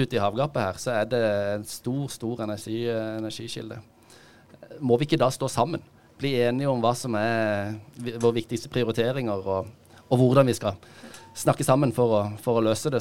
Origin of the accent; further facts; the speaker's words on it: Kristiansand, Agder, Norway; moved away as an adult; also born or lived in Oslo; Jeg er født og oppvokst i, i Kristiansand